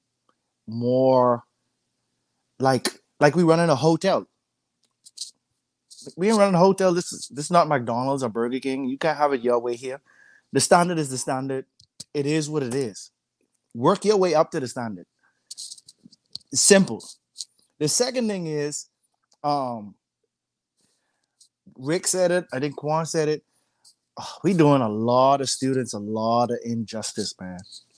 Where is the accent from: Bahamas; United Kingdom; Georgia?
Bahamas; now in United States; I'm not an American citizen, so I came from the Bahamas